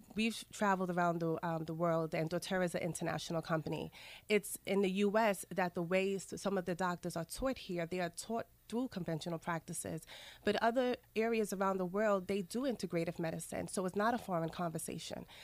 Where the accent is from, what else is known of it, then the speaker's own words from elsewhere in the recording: New York City, New York, United States; also born or lived in Saint Lucia; My family is from the Caribbean, specifically Saint Lucia, but I was raised in Queens